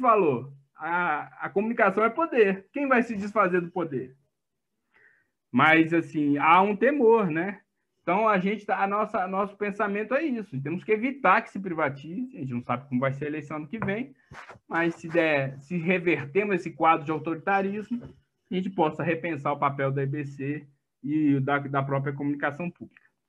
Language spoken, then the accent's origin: Portuguese; Minas Gerais, Brazil; eu sou mineiro